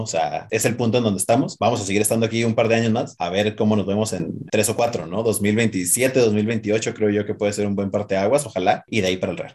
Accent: Mexico; somos chiquitos y mexicanos

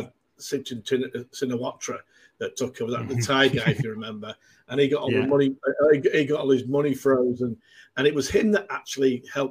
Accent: Manchester, North West England, United Kingdom; moved away as an adult; now in Melbourne, Australia; I'm from Manchester, as you can tell from my accent

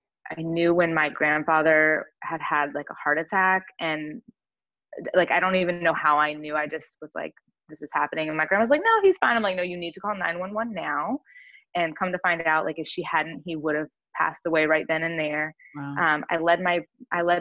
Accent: San Diego, California, United States; I grew up in Southern California, so I'm from like the San Diego area of California

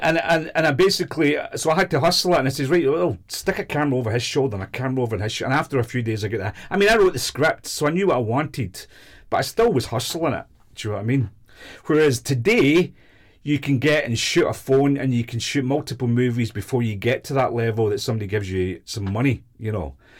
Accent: Glasgow, Scotland, United Kingdom; moved away as an adult; also born or lived in London; I was from Glasgow

